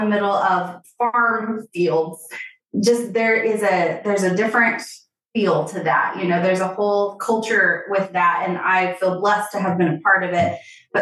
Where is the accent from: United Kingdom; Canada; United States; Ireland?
United States; Missouri; I'm from a small town in Missouri, the heart of the country